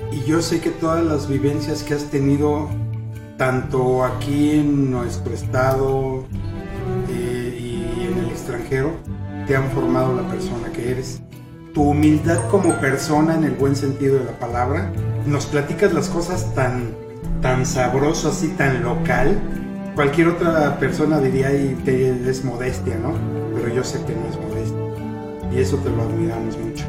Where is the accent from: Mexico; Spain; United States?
Mexico; nosotros como mexicanos